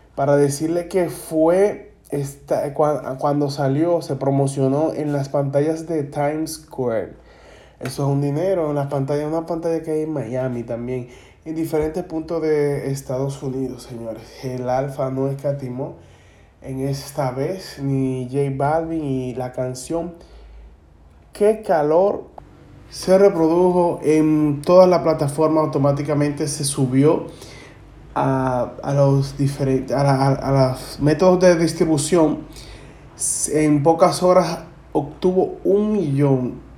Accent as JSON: {"language": "Spanish", "country": "Dominican Republic", "said": "la jerga que eh, consumimos aquí en la República Dominicana"}